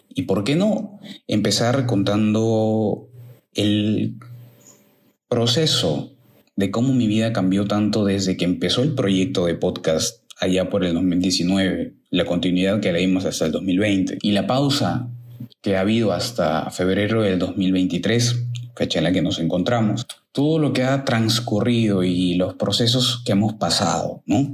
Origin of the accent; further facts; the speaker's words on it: Lima, Peru; en mi país, que es Perú, en mi ciudad Lima